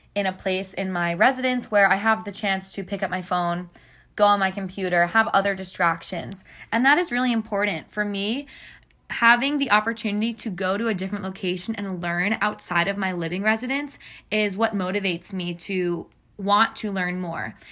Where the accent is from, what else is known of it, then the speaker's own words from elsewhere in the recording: Long Island, New York, United States; moved away as an adult; also born or lived in Columbia, South Carolina; now in South Carolina, United States; I am from Long Island, New York